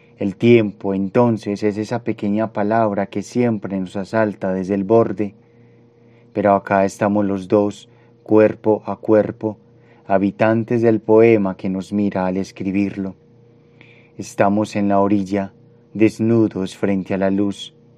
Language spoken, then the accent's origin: Spanish; Medellín, Antioquia, Colombia; Nací en Medellín en 1992.